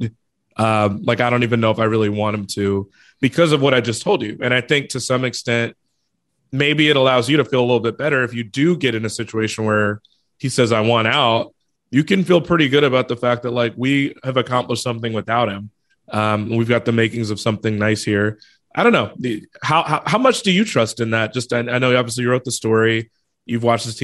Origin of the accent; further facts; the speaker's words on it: Chicago, Illinois, United States; I'm from Chicago and grew up watching them